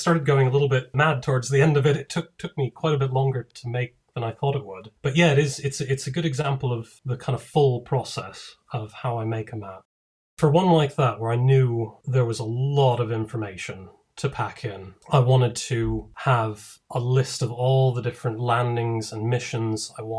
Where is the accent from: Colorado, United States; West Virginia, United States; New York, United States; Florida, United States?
Colorado, United States; Denver; moved away as an adult; also born or lived in Durham; now in United Kingdom; But originally I'm from the States. I'm from Denver. And in 2003, I moved to the UK for university. And I've been here ever since.